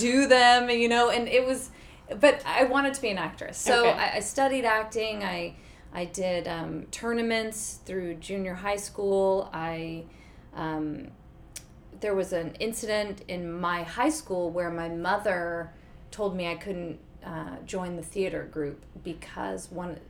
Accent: Houston, Texas, United States; Houston, Texas.

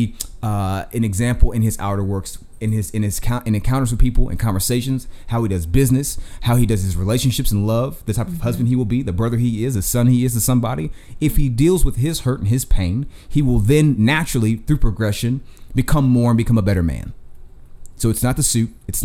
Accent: the South, United States; I'm from the South. My family's from the South, Florida, Georgia, Texas

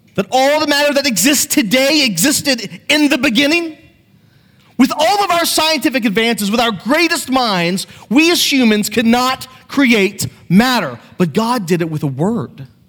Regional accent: United States; I grew up on the Chesapeake Bay

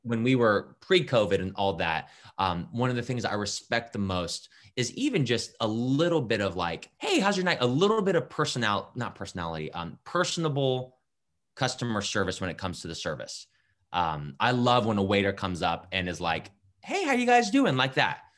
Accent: Japan; also born or lived in California / Ohio; now in Columbus, United States; I grew up in Japan

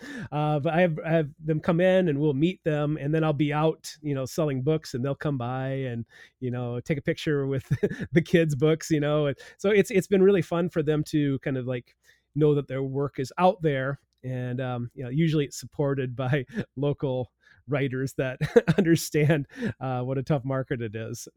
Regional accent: South Dakota, United States; now in Blue Earth County, Minnesota, United States; I grew up in South Dakota

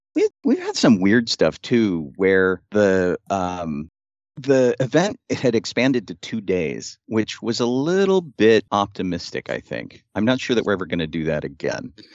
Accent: Pittsburgh, Pennsylvania, United States; I'm from Pittsburgh and not, you know, the U K.

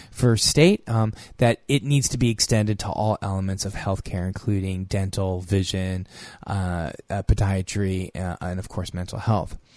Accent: California, United States; I'm from California.

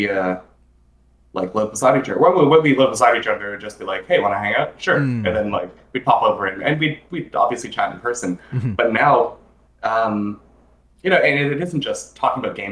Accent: Toronto, Ontario, Canada; we're from Toronto

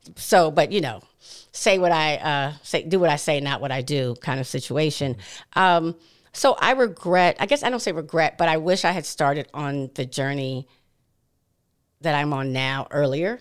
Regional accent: Williamsburg, Virginia, United States; also born or lived in Hampton, Virginia; growing up in Williamsburg, Virginia

